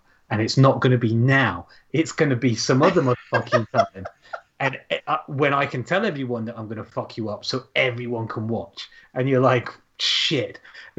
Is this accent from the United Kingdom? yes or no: yes; Yorkshire and the Humber, United Kingdom; it's set in a little shitty town in Yorkshire, mining, sort of ex-mining village-ish like mine